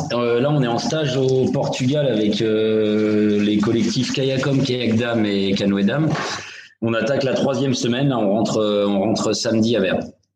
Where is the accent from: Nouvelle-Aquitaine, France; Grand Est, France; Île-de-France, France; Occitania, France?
Île-de-France, France; Mantes-la-Jolie; je viens du club de Mantes-la-Jolie. Euh, c'est mon club formateur, donc j'y suis resté de 88 à 2003